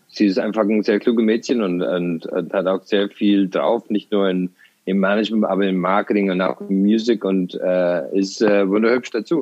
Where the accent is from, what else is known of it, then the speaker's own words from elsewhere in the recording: Ireland; also born or lived in Tralee, Ireland; now in Germany; ich bin ähm, auf dem Land aufgewachsen, äh, in Irland